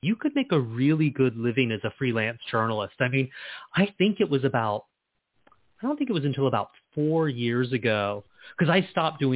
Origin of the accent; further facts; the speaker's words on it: Charleston, South Carolina, United States; I'm from Charleston. And when I was growing up, our one independent bookstore was Chapter 2 downtown